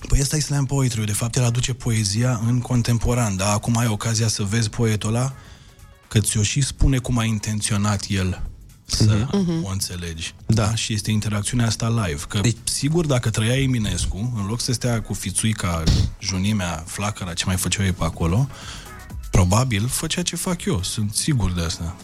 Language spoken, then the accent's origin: Romanian; Galați, Galați County, Romania; în Galați, de unde sunt eu